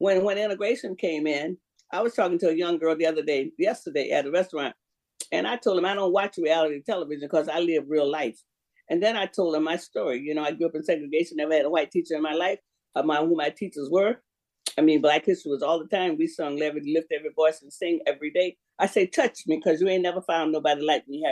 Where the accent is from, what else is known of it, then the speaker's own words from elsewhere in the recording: Florida, United States; I'm from Florida